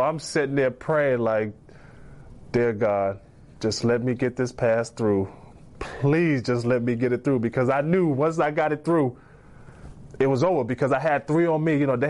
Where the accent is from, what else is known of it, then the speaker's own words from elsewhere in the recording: South Carolina, United States; especially growing up in South Carolina, I always wanted to be a Tar Heel